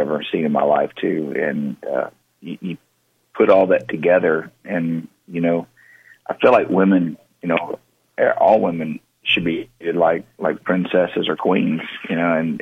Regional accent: Texas, United States; the way I grew up in Texas

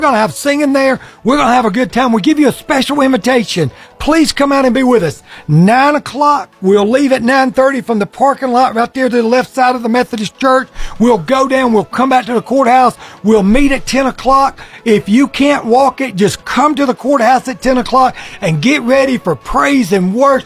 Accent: Guntersville, Alabama, United States; it's my hometown

